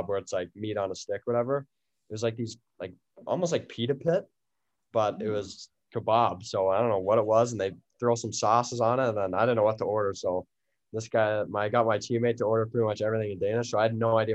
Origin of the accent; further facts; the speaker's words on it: Peterborough, Ontario, Canada; growing up in Canada, we always had the outdoor rink in Peterborough